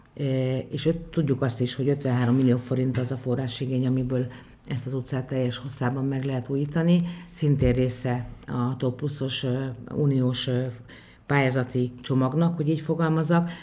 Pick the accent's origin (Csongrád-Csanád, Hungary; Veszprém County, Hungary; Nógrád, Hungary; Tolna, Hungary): Tolna, Hungary; Bonyhád